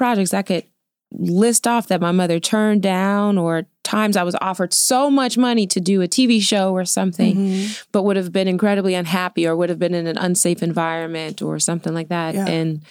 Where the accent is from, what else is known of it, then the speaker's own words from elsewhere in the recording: Queens, New York, United States; born there; I was born in New York. Okay. Queens, Elmhurst.